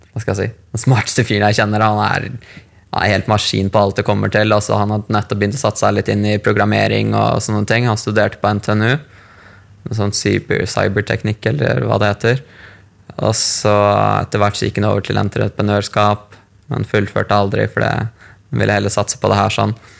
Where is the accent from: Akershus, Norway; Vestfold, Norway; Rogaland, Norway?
Vestfold, Norway; Larvik; moved away as an adult; also born or lived in Thailand; now in London, United Kingdom; kjøpte leilighet i hjembyen min Larvik